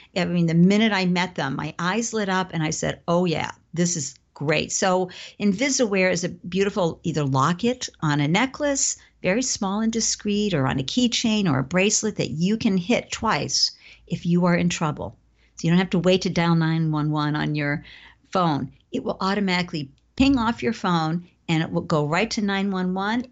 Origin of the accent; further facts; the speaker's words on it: Southern Maine, Massachusetts town, New England, United States; I grew up in a New England, Southern Maine, Massachusetts town, middle class